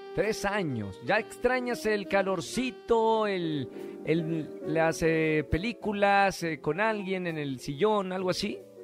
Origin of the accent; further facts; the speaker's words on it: Monterrey, Nuevo León, Mexico; now in Mexico City, Mexico; estamos en mi tierra, en Monterrey, al norte de México